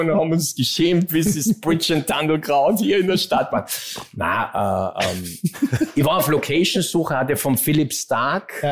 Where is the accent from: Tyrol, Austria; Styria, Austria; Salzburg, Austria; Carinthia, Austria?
Salzburg, Austria; Hintertal; hat in Hintertal bei Maria Alm, wo ich herkomme, eine Zweitwohnung